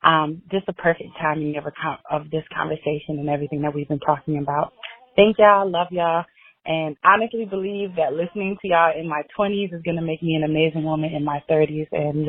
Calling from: Dallas, Texas, United States; I'm calling from Dallas.

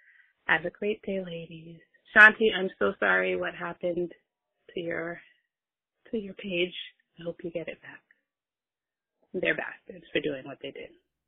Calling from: New York City, New York, United States; I'm calling from Brooklyn.

